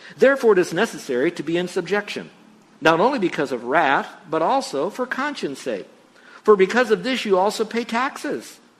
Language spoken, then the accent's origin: English; United States; I'm an American